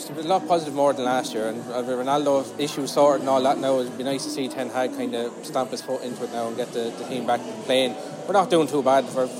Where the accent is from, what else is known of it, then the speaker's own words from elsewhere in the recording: Ireland; Just outside Dublin. About 10 minutes outside Dublin.